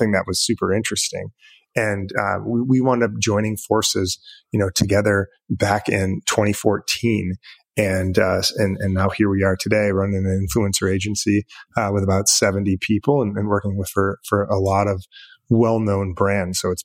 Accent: Michigan, United States; moved away as an adult; moved back to Michigan, my home state

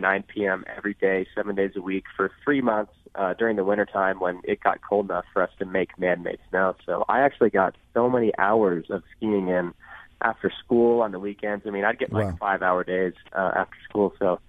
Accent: Indiana, United States; But I grew up right outside Cincinnati, Ohio, right across the state line in Indiana, right up next to the Ohio River, actually.

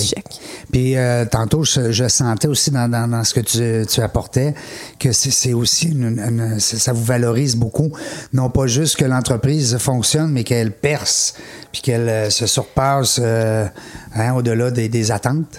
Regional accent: Quebec City, Quebec, Canada; je viens de Québec, hein, c'est ma région

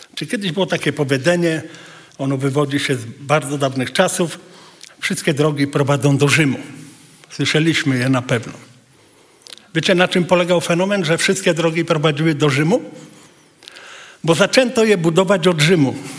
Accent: Poland; jesteśmy z Polski

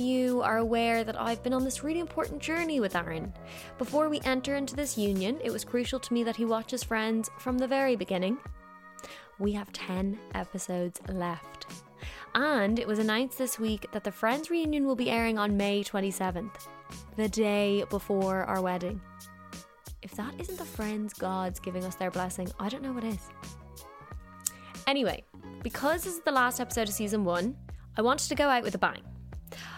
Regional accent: Dublin, Leinster, Ireland; moved away as an adult; also born or lived in Los Angeles, United States; now in London, United Kingdom; I'm from Dublin and I did my graduate visa in LA, and then after LA I moved here.

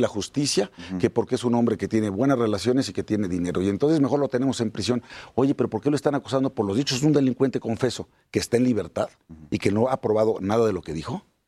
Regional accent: Puebla, Mexico; Soy poblano.

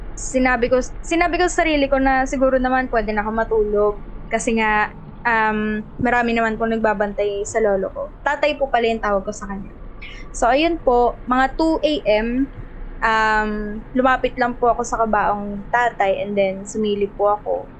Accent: Rosario, Calabarzon, Philippines; So, from Cavite po ako. Rosario, Cavite

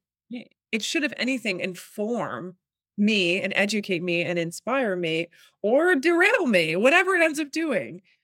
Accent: New York, United States; I'm born and raised in New York

